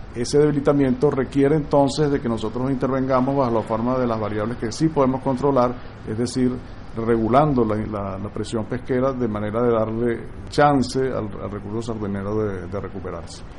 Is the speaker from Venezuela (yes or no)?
yes; Venezuela; nosotros como, como venezolanos